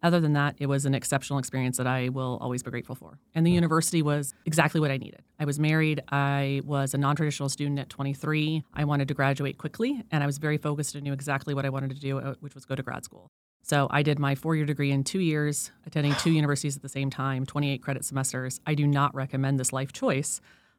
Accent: Colorado Springs, Colorado, United States; also born or lived in Monterey, California / Wyoming / Florida / Georgia; I was born in Monterey. I was a military brat. Dad was in the Army. So I lived in Colorado, Wyoming, Florida, Georgia, Texas, and I spent most of my life in Colorado Springs, Colorado, near Fort Carson.

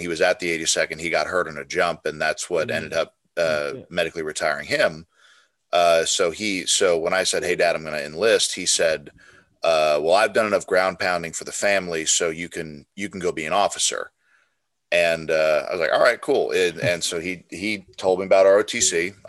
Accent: Colorado, United States; also born or lived in Clarksville, Tennessee; I'm mostly from Colorado. I was born in Clarksville, Tennessee, when my dad was at the 101st Airborne.

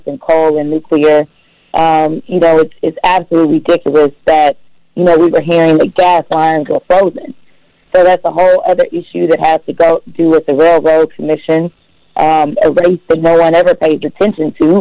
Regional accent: St. Louis, Missouri, United States; now in Texas, United States; I grew up in St. Louis, Missouri

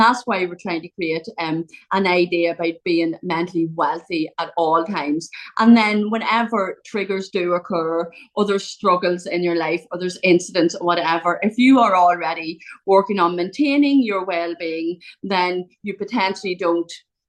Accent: Ireland; So I'm from Ireland. I live in a small county in Ireland.

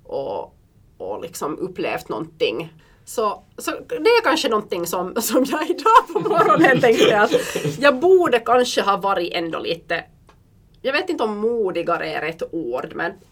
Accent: Belgium; Och jag är uppvuxen i Belgien

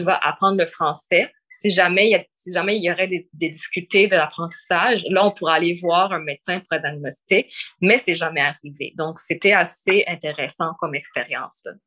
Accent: Quebec, Canada; accent: Québécois; moved away as an adult; now in Ottawa, Canada; je parlais avec un accent québécois

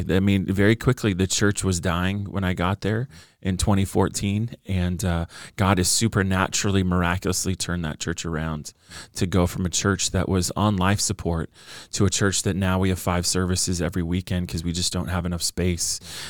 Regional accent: California, United States; born and raised in Orange County along the beach, Newport Beach, Costa Mesa.

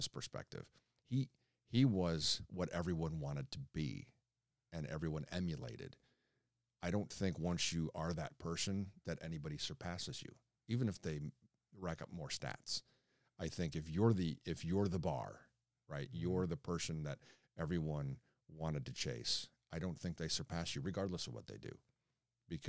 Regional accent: Chicago, Illinois, United States; growing up in Chicago, being a Bulls fan

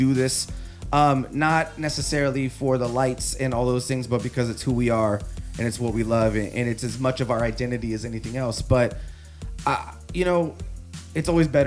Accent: Sunnyside, Washington, United States; I grew up in the Valley

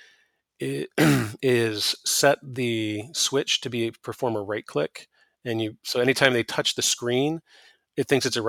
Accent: Michigan, United States; I'm from Michigan

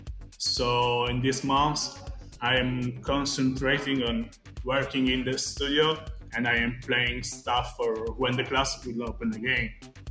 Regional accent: Italy; also born or lived in Florence, Italy; I am from Italy. I usually live and work in the wonderful Florence.

